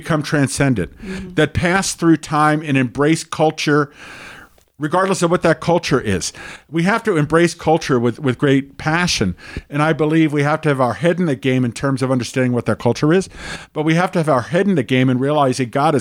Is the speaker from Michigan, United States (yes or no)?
no; New York City, New York, United States; I grew up in the New York City area